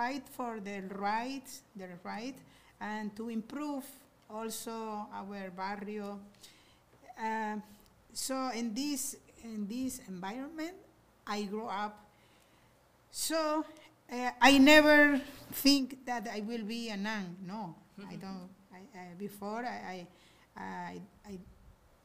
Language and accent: English; Maracaibo, Zulia, Venezuela; I am from Maracaibo. So in the barrio where I was living